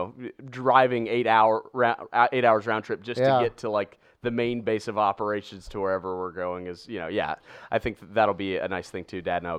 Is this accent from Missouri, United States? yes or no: yes; St. Louis, Missouri, United States; when I can go back to my hometown and report. Yeah. And, you know, and the same thing that I really have admired so much about St. Louis is there is such an ownership and pride of St. Louis.